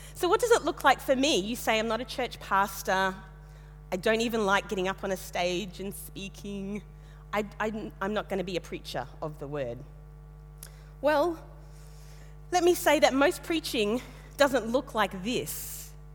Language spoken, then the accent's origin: English; Western Queensland, Australia; moved away; also born or lived in Tasmania; I grew up in Western Queensland, about the most monocultural place you could find in Australia